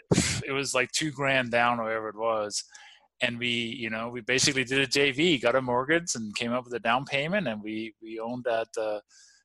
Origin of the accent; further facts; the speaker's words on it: Denmark; moved away; also born or lived in Copenhagen; I grew up in the farmland in the countryside